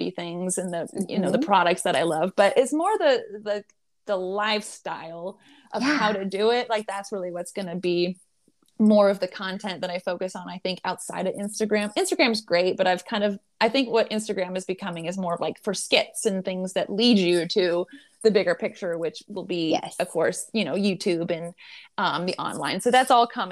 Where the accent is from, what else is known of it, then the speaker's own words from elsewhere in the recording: Nebraska, United States; the wild places in Nebraska that people don't really know about, because like that's where I'm from